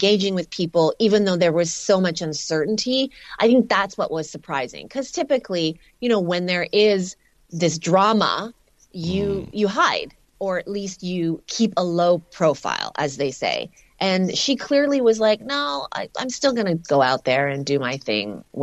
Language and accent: English; Canada; I'm Canadian